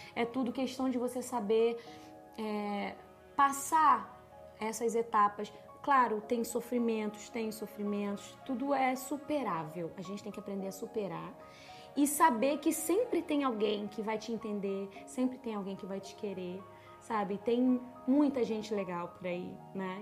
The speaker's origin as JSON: {"language": "Portuguese", "region": "Rio de Janeiro", "country": "Brazil", "tie": "born or raised there", "said": "moraram no Morro do Alemão e eu nasci em Bom Sucesso, mas já fui morar no Recreio"}